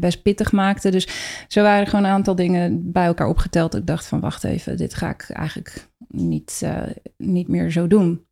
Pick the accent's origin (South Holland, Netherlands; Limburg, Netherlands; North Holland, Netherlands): South Holland, Netherlands; Rotterdam; ik kom uit Rotterdam